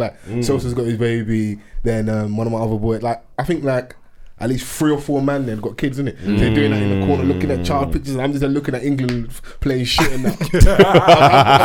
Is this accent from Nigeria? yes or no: yes; Nigeria; as a Nigerian